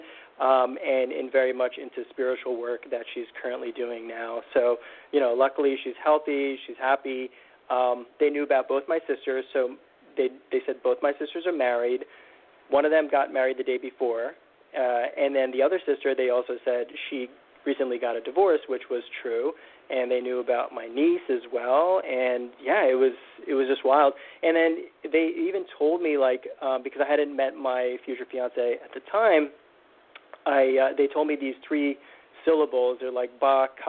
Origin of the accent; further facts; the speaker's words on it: United States; I grew up in the United States